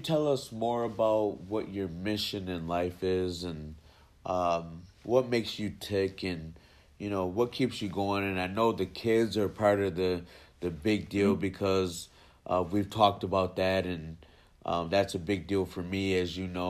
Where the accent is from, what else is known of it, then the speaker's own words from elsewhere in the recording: New Jersey, United States; also born or lived in New York; And that's part of growing up in Jersey too, like that the close knit, and you know, I lived in New York for Manhattan for a good 3-4 years of my life